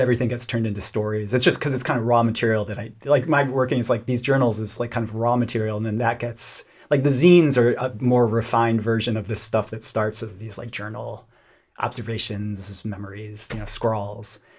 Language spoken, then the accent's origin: English; Lubbock, Texas, United States; I grew up in Lubbock, Texas